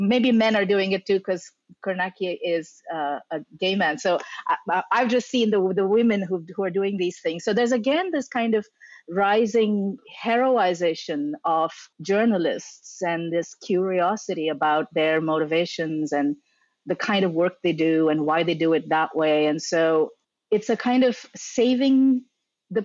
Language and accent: English; India; moved away; I was growing up in India